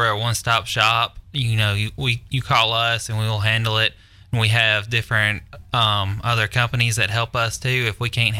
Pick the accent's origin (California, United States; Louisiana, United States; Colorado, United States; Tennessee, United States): Tennessee, United States; Mount Juliet; I grew up in Mount Juliet. My dad had a log home business, so I grew up building houses all my life, and we traveled all over the country building houses